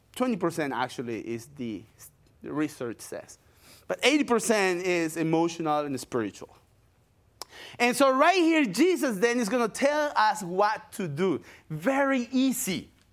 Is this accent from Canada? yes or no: no; Paraguay; English is a second language; moved away as an adult; also born or lived in Brazil; now in United States; I'm from Paraguay, South America